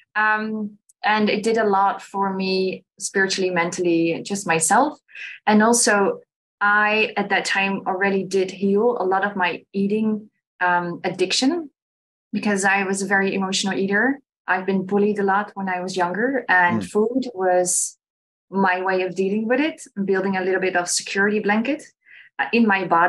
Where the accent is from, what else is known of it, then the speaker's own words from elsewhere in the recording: Netherlands; I'm from Holland